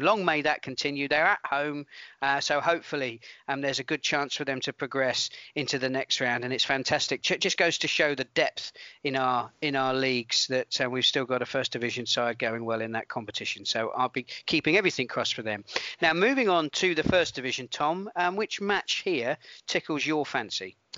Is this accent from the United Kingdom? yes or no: yes; Portsmouth, South East England, United Kingdom; I'm from Portsmouth